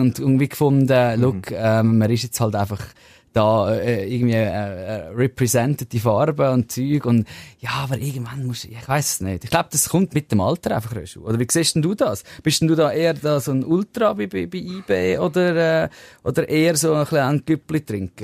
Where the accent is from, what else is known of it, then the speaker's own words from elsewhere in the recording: Zurich, Switzerland; accent: Zurich dialect; aus Zürich raus mit meinem unsympathischen Dialekt